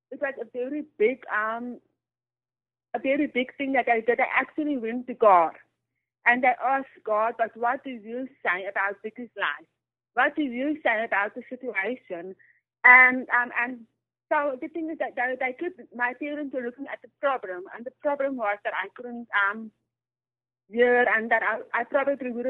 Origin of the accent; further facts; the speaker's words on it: Worcester, Western Cape, South Africa; also born or lived in Bloemfontein / Johannesburg; Yes, I was born in Bloemfontein, but I grew up in Worcester. But then we moved back to Bloemfontein and then we lived in Johannesburg and now we're moving back to Cape Town.